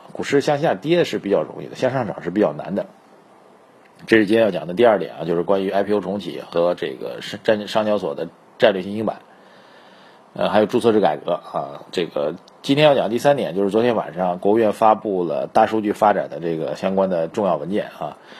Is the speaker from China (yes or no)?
yes; China; 这个理由跟我们中国人有关啊